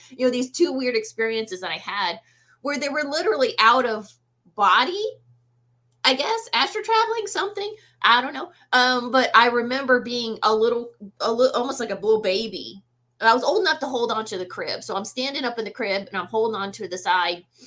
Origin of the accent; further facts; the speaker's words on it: the South, United States; I was born and raised in the South